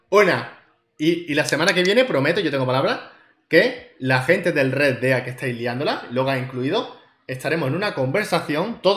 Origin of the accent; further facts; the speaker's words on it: Córdoba, Andalusia, Spain; De, Córdoba sin H. De Córdoba sin H, o sea, Córdoba